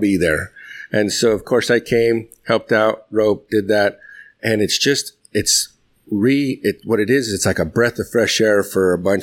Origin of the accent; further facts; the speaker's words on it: New Mexico, United States; moved away as an adult; now in Boyd, United States; I'm originally from New Mexico, but I reside in Boyd, Texas now.